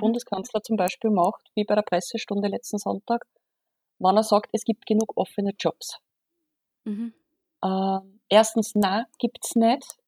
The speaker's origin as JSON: {"language": "German", "country": "Austria", "said": "bei uns in Österreich"}